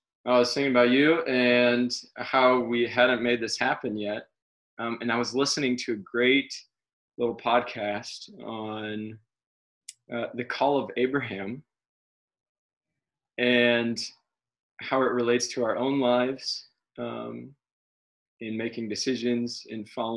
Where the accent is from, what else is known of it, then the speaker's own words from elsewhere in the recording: Peoria, Illinois, United States; also born or lived in Denver / Champaign / Maryland; now in Chicago, United States; grew up in Peoria, not too far from your host, Mike Adams, and went to Peoria Notre Dame High School